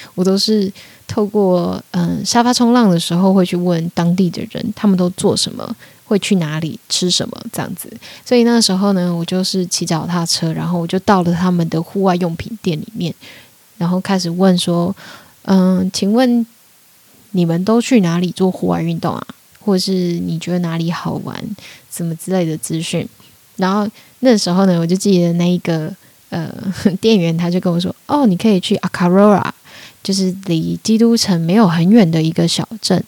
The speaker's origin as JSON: {"language": "Chinese", "country": "Taiwan", "also_born_or_lived": "Austria / Australia / London", "moved": "as an adult", "said": "我就说我是台湾人"}